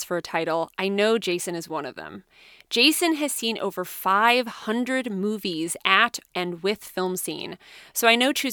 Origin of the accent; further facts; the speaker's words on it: Winterset, Iowa, United States; my hometown of Winterset, Iowa